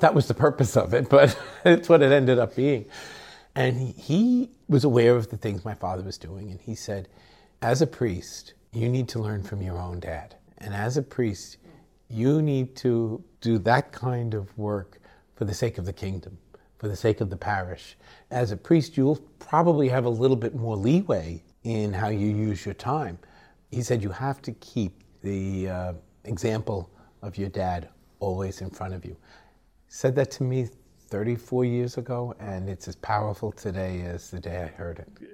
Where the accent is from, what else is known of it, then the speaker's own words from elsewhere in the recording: United States; we, as American citizens